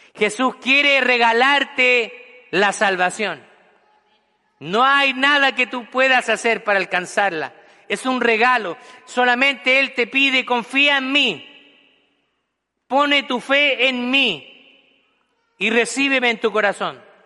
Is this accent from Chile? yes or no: yes; Chile; moved away as an adult; en mi país natal, que es Chile